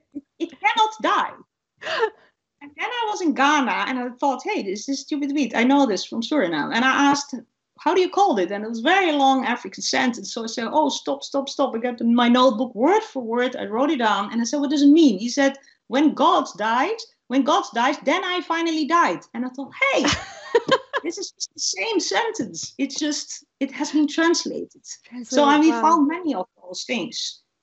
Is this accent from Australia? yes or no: no; Saudi Arabia; It reminds me of a date palm because that's the only palm I know, because I'm from Saudi Arabia.